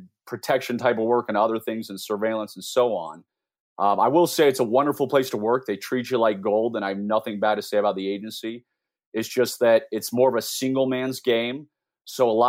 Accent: Washington, District of Columbia, United States; I was born and raised in the Washington, D.C. area

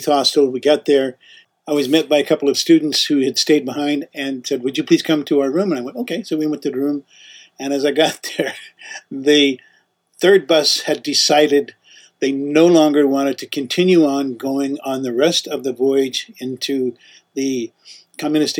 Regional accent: United States; We're American.

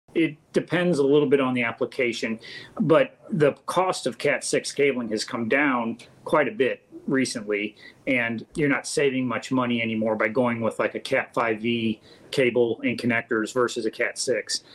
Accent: St. Charles, Missouri, United States; I was born and raised in St. Charles went to school here

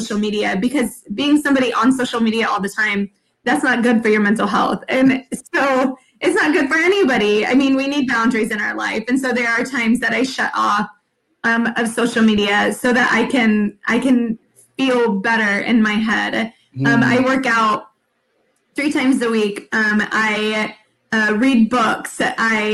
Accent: San Antonio, Texas, United States; I'm from San Antonio

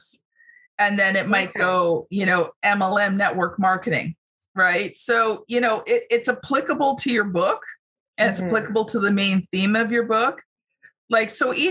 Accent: Canada; as a Canadian

